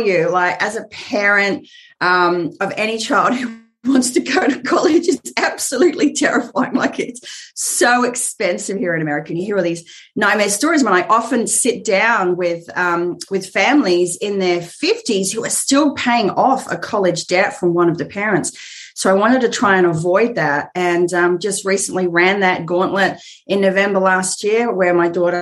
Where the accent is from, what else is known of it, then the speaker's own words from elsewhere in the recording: Australia; moved away as an adult; now in Southern California, United States; you could tell by the accent that I live in Southern California, but I'm actually Australian